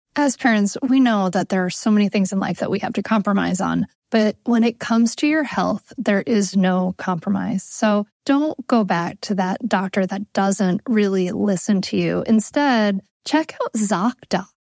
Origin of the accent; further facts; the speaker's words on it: Rhode Island, United States; now in Delaware, United States; I grew up in Rhode Island, and now I live in Delaware